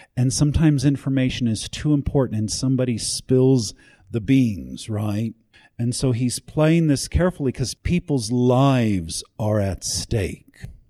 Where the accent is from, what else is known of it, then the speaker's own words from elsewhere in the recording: United States; I'm an American